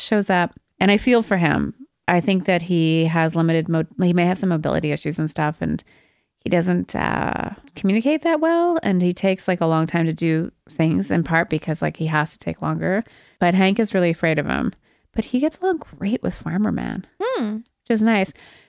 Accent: Alberta, Canada; I'm from Alberta.

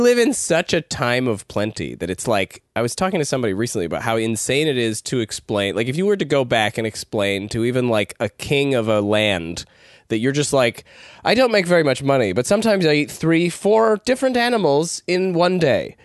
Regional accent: Ladner, British Columbia, Canada; I grew up in Ladner

